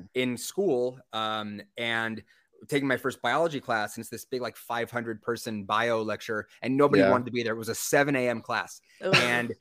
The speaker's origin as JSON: {"language": "English", "area": "just outside of San Diego", "region": "California", "country": "United States", "tie": "born or raised there", "said": "I grew up just outside of San Diego"}